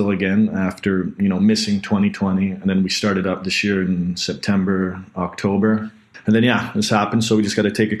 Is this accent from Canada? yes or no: yes; North Vancouver, British Columbia, Canada; I grew up in North Vancouver